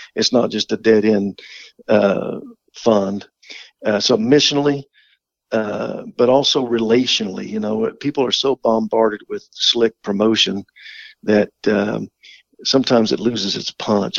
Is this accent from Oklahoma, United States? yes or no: yes; Oklahoma, United States; I grew up in Oklahoma